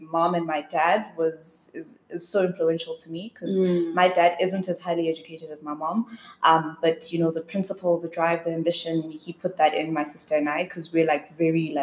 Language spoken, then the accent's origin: English; South Africa; moved away as an adult; also born or lived in Spruitview / United States; I grew up in an area called Elands Park in the southeast, but I was born in Spreadview